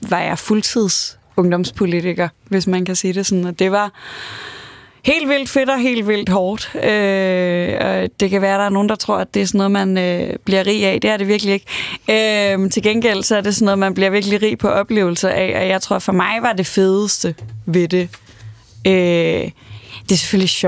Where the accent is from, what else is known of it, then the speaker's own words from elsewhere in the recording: Aarhus, Central Denmark Region, Denmark; så er jeg vokset op i Aarhus, og er vokset op i sådan en klassisk øvre middelklassefamilie